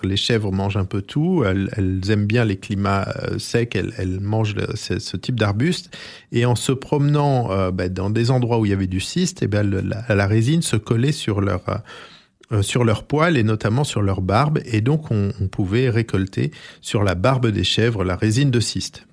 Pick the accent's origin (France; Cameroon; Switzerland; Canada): France; chez nous, en Corse et euh, dans le littoral du sud de la France